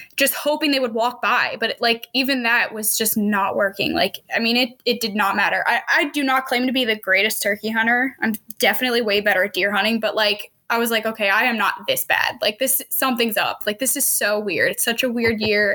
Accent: Pennsylvania, United States; moved away as an adult; also born or lived in Missouri; now in Kansas, United States; I am originally from Pennsylvania

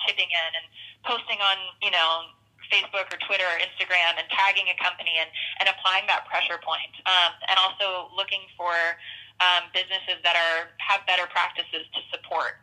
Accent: the South, United States; I grew up in the South in a um, rural town

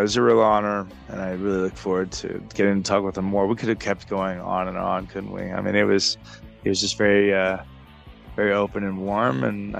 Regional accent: Texas, United States; So super excited, especially as a Texan

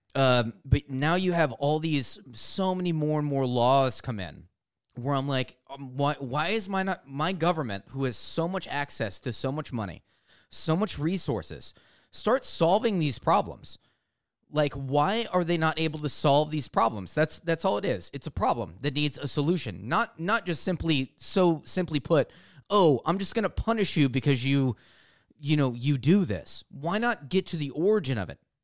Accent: United States; as an American

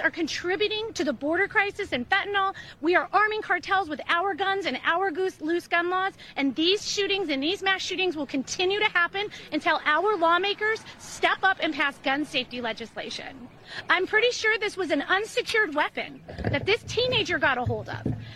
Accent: Highland Park, Illinois, United States; I'm from Highland Park

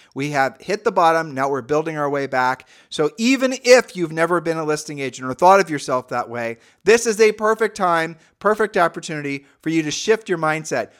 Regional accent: Midwest, United States; we're from the Midwest

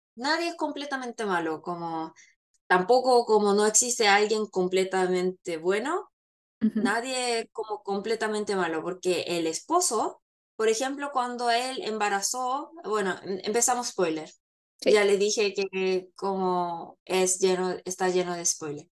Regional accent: Chile; moved away; cuando estaba en Chile crecí viendo telenovelas mexicanas

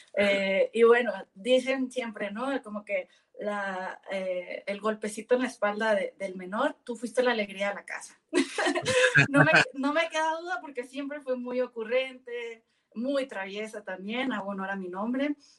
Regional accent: Navolato, Sinaloa, Mexico; moved away as an adult; mi abuelo materno fue uno de los primeros mecánicos de Nabolato, que de donde soy originaria

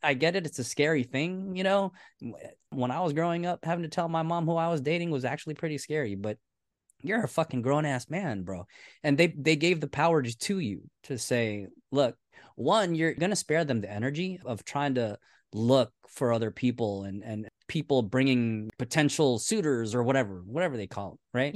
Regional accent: United States; we're American

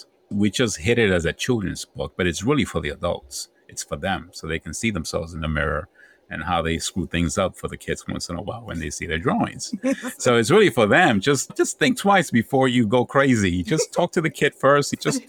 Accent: Bronx, New York, United States; also born or lived in Honduras; I came from Honduras, very young, third world country. Then came to New York and somehow survived the Bronx that was burning

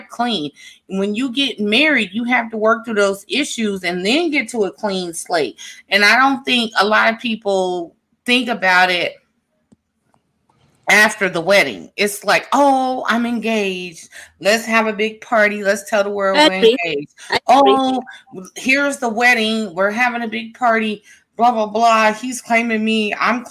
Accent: Midwest, United States; moved away; also born or lived in the South; I am from the Midwest and lived in the South

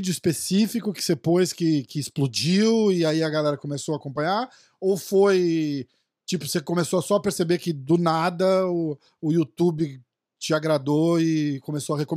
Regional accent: São Paulo, Brazil; Eu sou de São Paulo também.

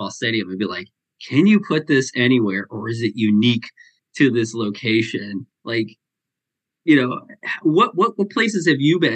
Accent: Vermont, United States; growing up in the East Coast in Vermont

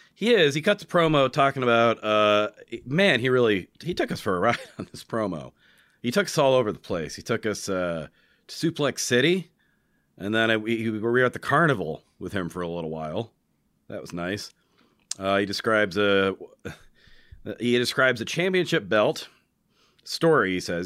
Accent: New Hampshire, United States; I'm from New Hampshire

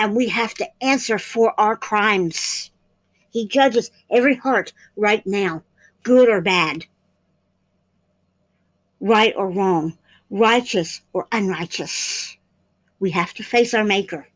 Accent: United States; as American people

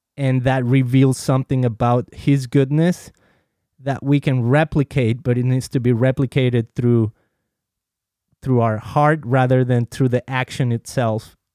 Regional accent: Mexico; moved away; I've been baptized as a kid in the Catholic Church, uh, growing up in Mexico

